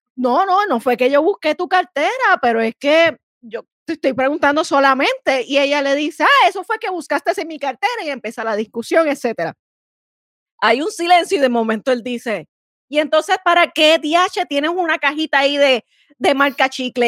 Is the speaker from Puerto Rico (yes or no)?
yes; San Juan, Puerto Rico; yo soy Juanera, soy Juanera, la capital de Puerto Rico